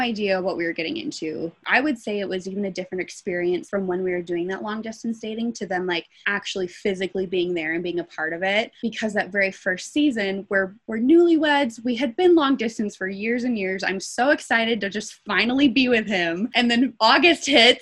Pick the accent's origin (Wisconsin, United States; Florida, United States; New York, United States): Wisconsin, United States; Milwaukee; moved away as an adult; also born or lived in Denton, Texas / Pullman, Washington; now in Logan, Utah, United States; we are both from Milwaukee, Wisconsin